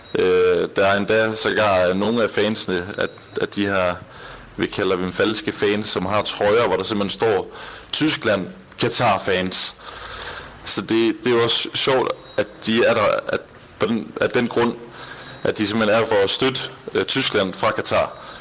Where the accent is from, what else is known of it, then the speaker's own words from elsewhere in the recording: Denmark; moved away as an adult; now in Doha, Qatar; nu kommer vi selvfølgelig fra Danmark af